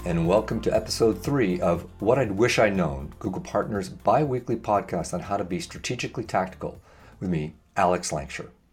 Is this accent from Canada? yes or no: yes; Canada; As a Canadian